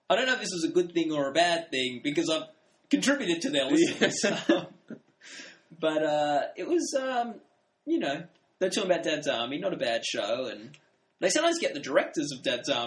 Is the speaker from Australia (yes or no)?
yes; Australia; A lot of stuff we're talking about are American things, and we're, we, we are from Australia.